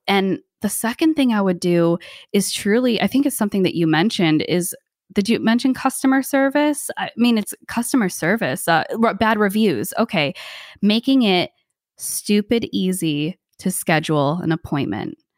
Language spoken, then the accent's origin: English; United States; also born or lived in Thailand; now in New Jersey, United States; I am the first person in my family born in America.